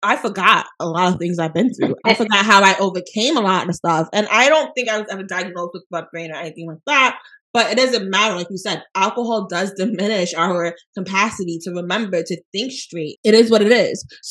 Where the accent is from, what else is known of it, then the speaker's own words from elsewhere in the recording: New York City, New York, United States; I was born in New York City